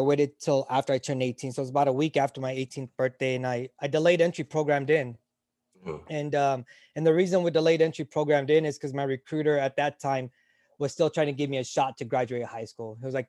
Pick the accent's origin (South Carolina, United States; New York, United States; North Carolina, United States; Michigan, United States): North Carolina, United States; And my growing up in North Carolina, my dream was to go to UNC Chapel Hill, to go to med school there.